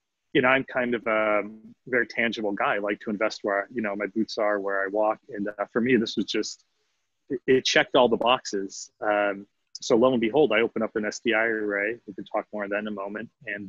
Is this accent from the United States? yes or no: yes; Northeast, United States; I grew up in the Northeast and was all big company, one of which was GE Capital.